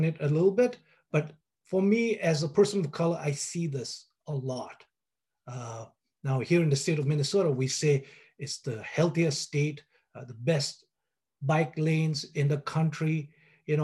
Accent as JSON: {"language": "English", "town": "Kalimpong", "region": "West Bengal", "country": "India", "tie": "born or raised there", "moved": "as an adult", "said": "I was born in Kalimpong. It's a small town in the foothills of the Himalayas. You know, for the 30 years that I lived there"}